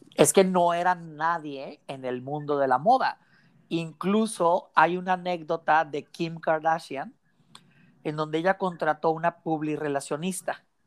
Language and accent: Spanish; Mexicali, Baja California, Mexico; tú y yo somos aquí de Mexicali